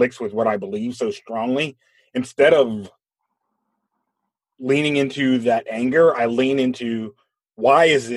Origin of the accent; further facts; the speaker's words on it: United States; we have so much pride in being America